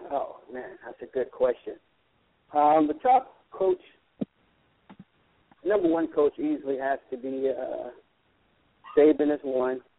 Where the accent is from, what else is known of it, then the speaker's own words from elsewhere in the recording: the South, United States; I'm from the South, but I've been all over